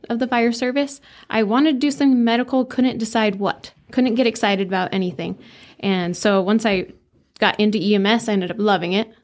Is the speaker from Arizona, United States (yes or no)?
yes; Flagstaff, Arizona, United States; also born or lived in Camp Verde, Arizona; I grew up in Flagstaff, Camp Verde area. I just kinda switched between the two.